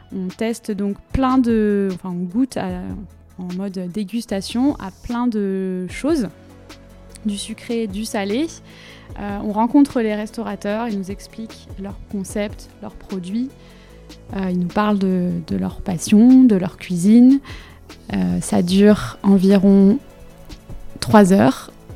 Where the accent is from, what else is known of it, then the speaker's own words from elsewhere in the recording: Finistère, Brittany, France; moved away as an adult; now in Nantes, France; je, viens du Finistère aussi